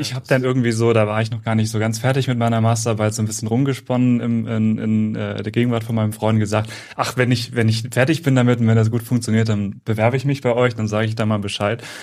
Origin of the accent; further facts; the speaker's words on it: Central Hesse, Germany; moved away as an adult; also born or lived in Würzburg; now in Cologne, Germany; ich komme ursprünglich aus Mittelhessen